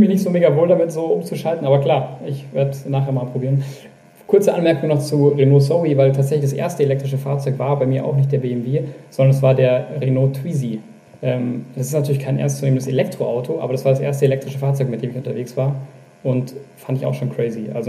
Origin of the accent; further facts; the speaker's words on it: Bavaria, Germany; now in Bremen, Germany; ich bin aufgewachsen tatsächlich in Oberbayern, auch wenn man es vielleicht jetzt direkt gerade nicht hört.